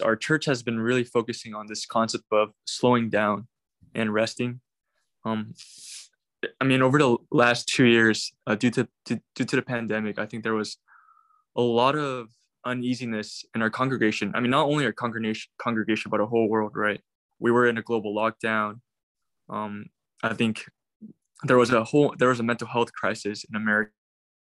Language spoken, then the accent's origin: English; Irvine, California, United States; moved away as an adult; also born or lived in South Korea; now in San Francisco, United States; I was born in Korea, but 2006, I immigrated to the U.S. With my parents. I basically grew up in Irvine, Orange County in Southern California.